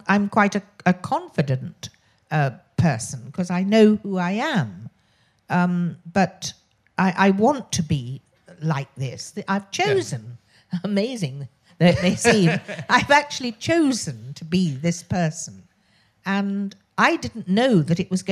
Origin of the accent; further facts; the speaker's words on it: Oxford, South East England, United Kingdom; accent: posh; I was born in Oxford, which is why I have this very irritatingly posh voice.